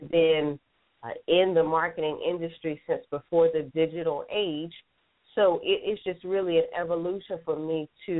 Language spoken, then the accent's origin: English; Philadelphia, Pennsylvania, United States; now in Atlanta, United States; I'm born and raised in Philadelphia. I actually live in Atlanta, Georgia now